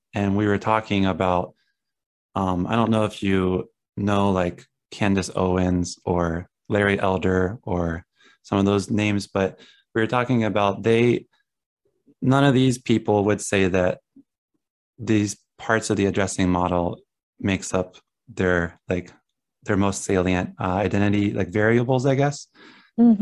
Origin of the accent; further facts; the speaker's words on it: Southern Ohio, United States; moved away; I come from Ohio, like Southern Ohio in the country